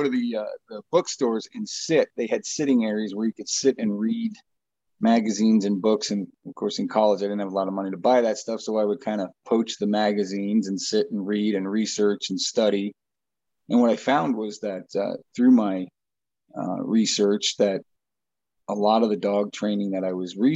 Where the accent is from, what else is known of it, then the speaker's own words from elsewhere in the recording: Long Island, New York, United States; moved away as an adult; also born or lived in Billings, Montana; now in Montana, United States; Originally, I am from back east. I'm from Long Island, New York. Graduated high school in 1992, moved out to Billings